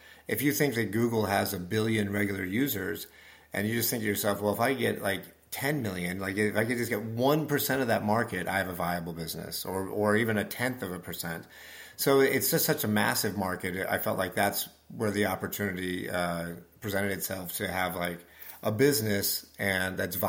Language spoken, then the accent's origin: English; Nebraska, United States; I grew up in Nebraska.